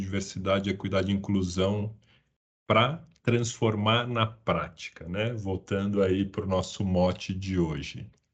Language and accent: Portuguese; São Paulo, Brazil; sou paulistano, o único paulistano do trio aqui hoje